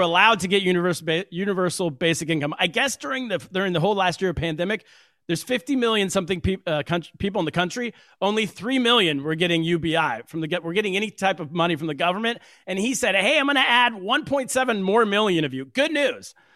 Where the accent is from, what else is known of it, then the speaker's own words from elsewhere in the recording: California, United States; moved away as an adult; now in New York City, United States; I grew up in California.